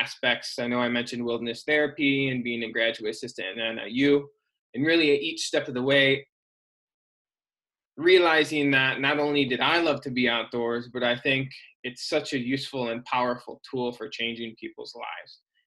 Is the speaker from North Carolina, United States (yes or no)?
no; Michigan, United States; moved away as an adult; also born or lived in Ohio / Portland / Salt Lake City / Illinois; now in Sacramento, United States; I'm originally from Michigan